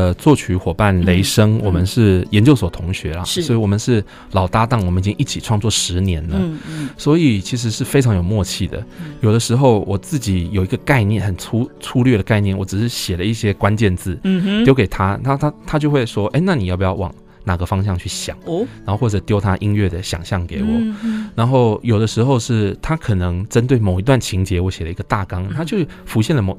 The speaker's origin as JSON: {"language": "Chinese", "region": "Taichung", "country": "Taiwan", "said": "我台中人还好"}